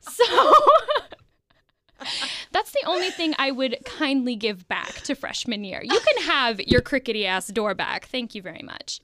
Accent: Evansville, Indiana, United States; So we are both from Evansville, Indiana

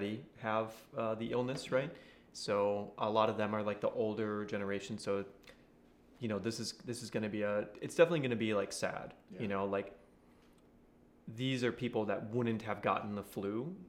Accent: Texas, United States; accent: old country Texan; my old country Texan, because I grew up in Texas

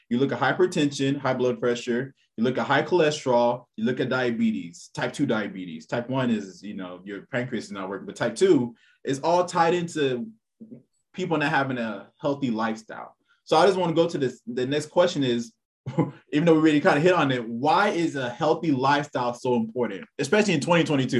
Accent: Texas, United States; I'm from Texas

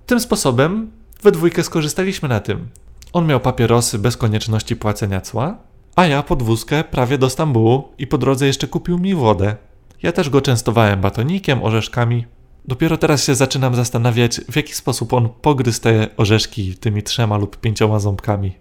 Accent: Poland; przyjechałem tutaj autostopem z Polski

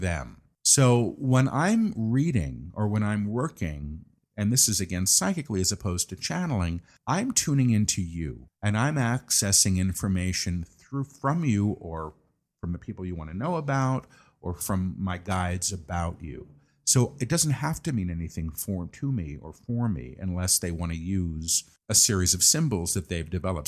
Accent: New York, United States; I'm a New Yorker

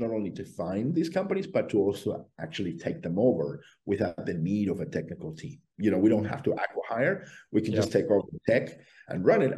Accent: Australia; I come from Australia

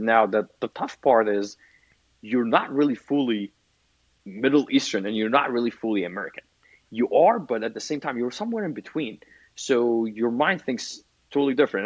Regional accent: Egypt; moved away as an adult; now in United States; as a kid growing up in Egypt

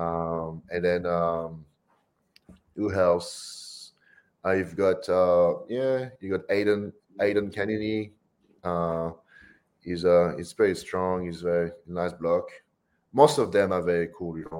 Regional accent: New Caledonia; now in Australia; I grew up in France, and I grew up in a little French island, it's called New Caledonia.

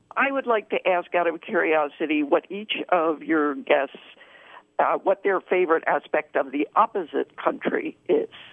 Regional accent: upstate New York, United States; now in Albert Lea, Minnesota, United States; grew up in a small town in upstate New York

